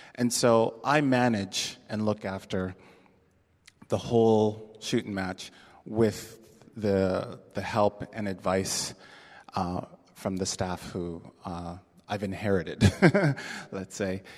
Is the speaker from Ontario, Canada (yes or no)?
yes; Toronto, Ontario, Canada; moved away as an adult; now in San Francisco, United States; I am from Toronto, Canada. That is my birthplace and uh, where my home and um, a lot of my family is.